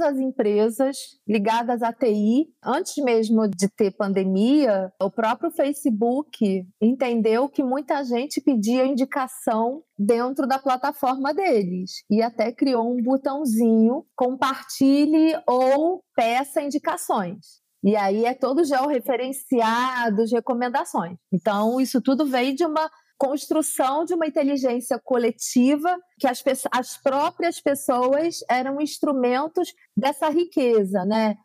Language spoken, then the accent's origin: Portuguese; São Gonçalo, Rio de Janeiro, Brazil; Eu sou de São Gonçalo, que é a região metropolitana do Rio de Janeiro